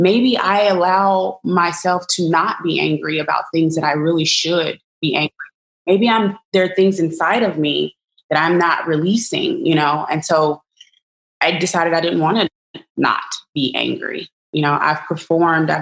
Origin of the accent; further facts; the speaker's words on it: Arkansas, United States; I'm a Black woman of mathematics from the South. I'm from Arkansas